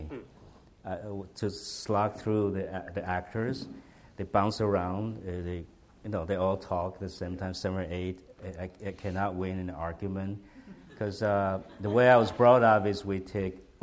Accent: Taiwan; English is a second language; moved away as an adult; I was from Taiwan.

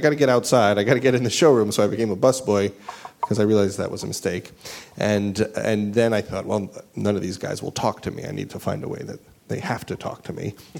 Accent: New York, United States; accent: New York; That was me before I lost my New York accent, which I didn't lose on purpose, but... It did go away

